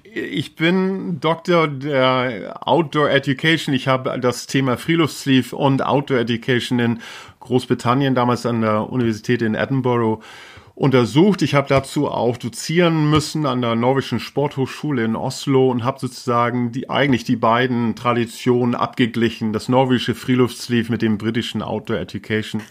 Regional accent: Schleswig-Holstein, Germany; first language Low German; also born or lived in Stapelholm; Also ich bin in, in Schleswig geboren. Ich äh, bin in Schleswig-Holstein groß geworden.

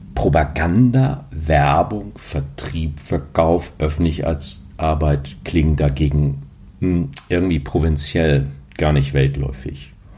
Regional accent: Hamburg, Germany; die ein bisschen länger in Hamburg leben oder wie ich, da hier geboren wurde

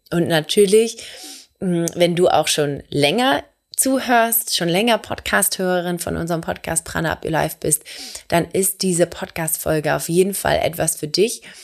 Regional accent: Hamburg, Germany; Ich komme aus Hamburg

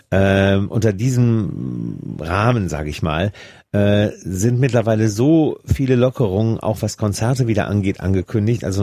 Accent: Switzerland; aber ich bin auch in der Schweiz

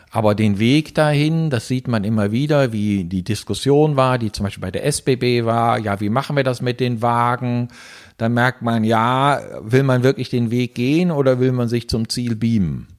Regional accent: Germany; moved away as an adult; now in Switzerland; Wie man hört, bin ich Deutscher, bin seit 25 Jahren in der Schweiz

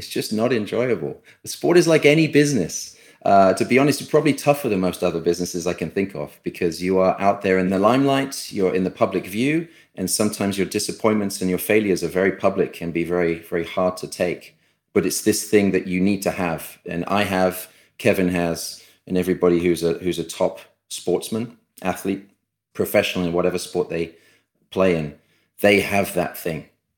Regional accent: United Kingdom; born there; Being a British-born player, it's the oldest championship we play for.

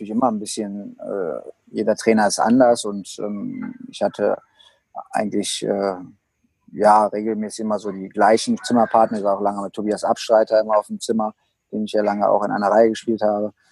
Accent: Düsseldorf, North Rhine-Westphalia, Germany; Ja gut, Bremenstraße war für mich eigentlich meine Heimat, weil meine, meine Eltern hatten das Restaurant direkt am Eisstadion.

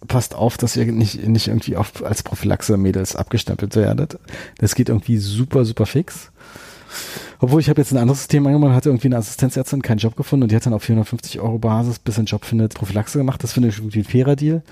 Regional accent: Berlin, Germany; ich äh, bin Berliner und habe außerhalb von Berlin studiert

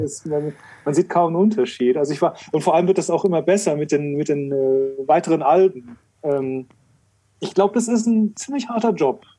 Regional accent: Frankfurt, Hesse, Germany; als Frankfurter

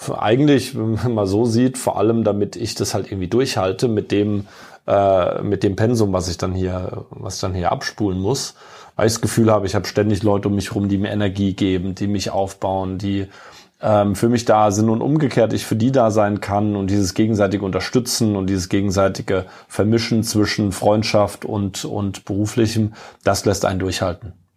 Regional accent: near Kaiserslautern, Rhineland-Palatinate, Germany; also born or lived in Munich; now in Frankfurt, Germany; Ich bin ja in der Pfalz aufgewachsen, bin auch äh, äh stolzer äh, gebürtiger ähm, äh, gebürtiger Pfälz in der Nähe von oder direkt im kleinen Vorort von Kaiserslautern aufgewachsen.

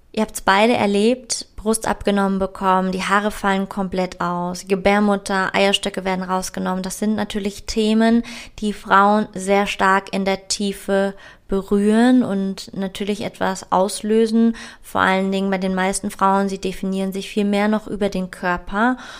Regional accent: Frankfurt, Hesse, Germany; ich komme aus Frankfurt, das ist eine Stadt mit ganz viel männlicher Energie

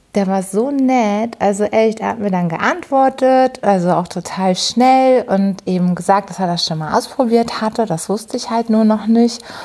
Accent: Hamburg, Germany; ich komme aus Hamburg

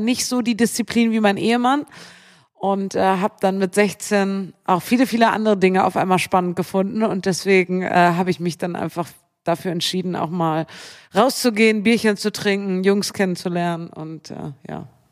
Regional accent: Bremen, Germany; moved away; ich bin in Bremen aufgewachsen

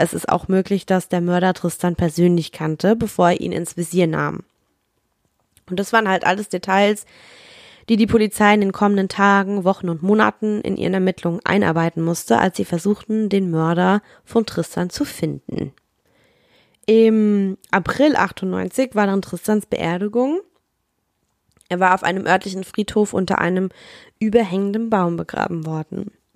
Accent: Rhineland-Palatinate, Germany; babbig, sagt man bei uns in der Pfalz

